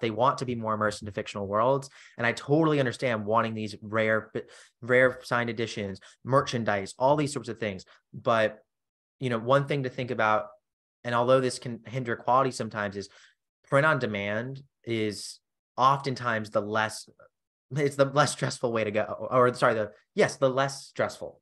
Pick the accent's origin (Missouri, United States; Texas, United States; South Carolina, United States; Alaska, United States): South Carolina, United States; Charleston; my hometown, for instance, Charleston, South Carolina.